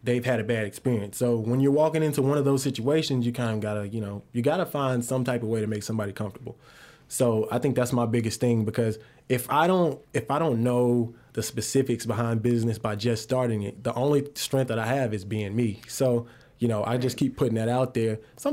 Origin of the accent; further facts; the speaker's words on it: Cartersville, Georgia, United States; also born or lived in Greenwood, Mississippi; born in Greenwood, Mississippi, moved to Cartersville when I was 5 years old and been here ever since